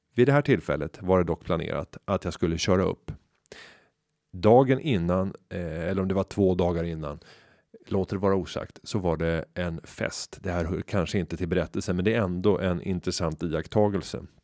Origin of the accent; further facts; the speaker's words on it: Upplands Väsby, Stockholm County, Sweden; den gata fylld av små villor i Upplands Väsby där jag växte upp